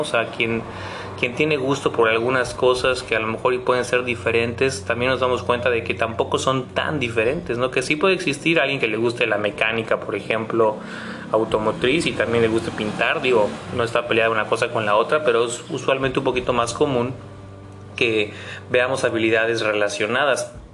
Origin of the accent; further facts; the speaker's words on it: Mexico; no nos conquistaron a nosotros como mexicanos